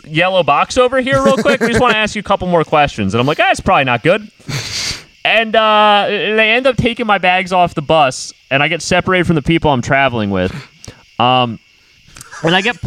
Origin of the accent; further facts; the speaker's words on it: United States; I'm a white dude from America